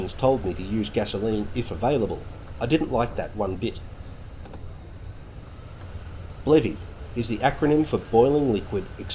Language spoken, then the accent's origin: English; Victoria, Australia; I spent a lot of my youthful weekends and holidays hiking in the wild places of my home state of Victoria